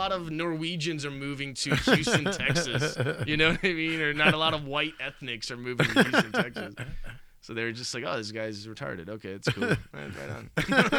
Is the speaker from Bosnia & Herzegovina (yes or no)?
yes; Bosnia & Herzegovina; English is a second language; No, unfortunately, dude, I learned English without a Bosnian accent.